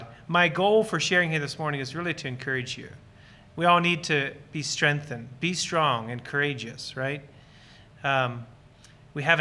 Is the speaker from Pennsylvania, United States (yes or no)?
yes; Lancaster County, Pennsylvania, United States; So Lancaster County Amish is where I was born and raised